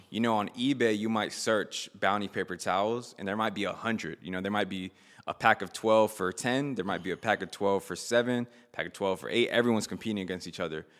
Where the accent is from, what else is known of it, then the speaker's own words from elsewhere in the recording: Miami, Florida, United States; I grew up in, I was born in Miami